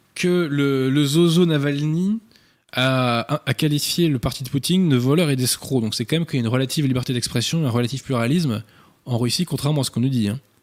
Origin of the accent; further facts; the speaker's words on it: France; en qualité de Français